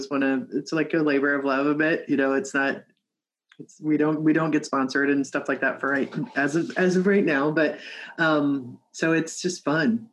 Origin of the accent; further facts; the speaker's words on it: Midwest, United States; now in West Coast, United States; I'm from the Midwest, right? Though like have lived on the, you know, West Coast for a long time